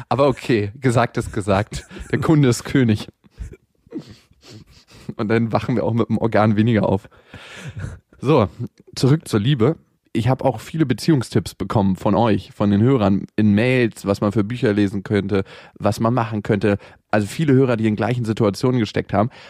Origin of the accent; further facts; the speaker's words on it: Berlin, Germany; aufgewachsen und geboren worden, also nicht in der Wohnung, aber im Krankenhaus nebenan. Eigentlich bin ich aus Friedenau und nicht aus dem harten Neukölln